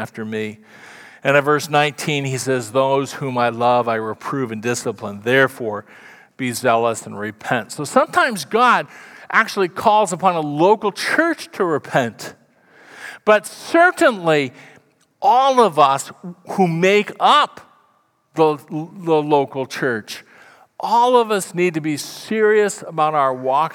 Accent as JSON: {"language": "English", "town": "Council Bluffs", "region": "Iowa", "country": "United States", "tie": "born or raised there", "moved": "yes", "said": "I grew up in Council Bluffs, Iowa. Not a nice place, but it was home."}